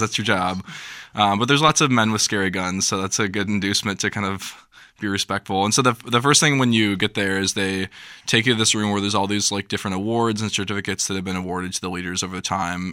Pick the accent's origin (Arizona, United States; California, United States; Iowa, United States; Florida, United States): Iowa, United States; Davenport; I'm also from Davenport, Iowa.